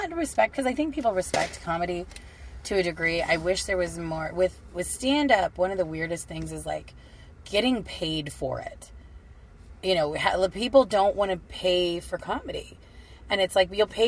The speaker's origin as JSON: {"language": "English", "town": "Kingman", "region": "Arizona", "country": "United States", "tie": "born or raised there", "said": "I was living in my hometown of Kingman"}